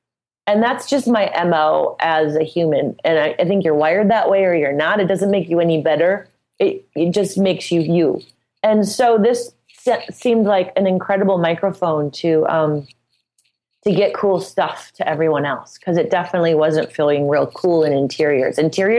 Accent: Midwest, United States; And, you know, I'm from the Midwest, so I'm just kind of no bullshit about everything.

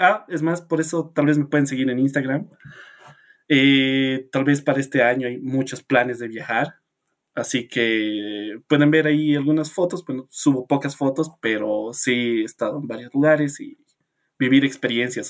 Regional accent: La Paz, Bolivia; soy de La Paz, Bolivia

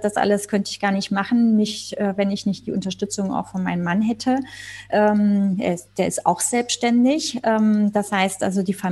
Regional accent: Spain; ich bin ja Spanierin, äh, in Nordspanien unser, in den Bergen ein, ein äh, ja, Domizil, was ah. unser zweites Zuhause ist.

